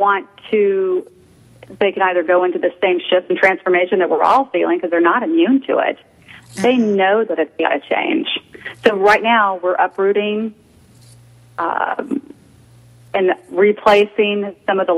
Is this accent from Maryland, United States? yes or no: no; Houston, Texas, United States; moved away as an adult; now in Chicago, United States; I grew up in Houston, was transferred to Chicago about 18 years ago